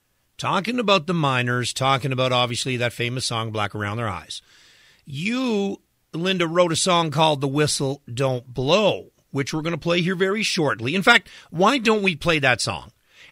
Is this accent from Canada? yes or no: yes; Newfoundland and Labrador, Canada; growing up in Newfoundland